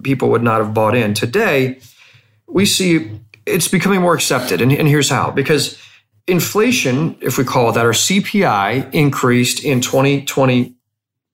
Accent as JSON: {"language": "English", "country": "United States", "said": "as an American"}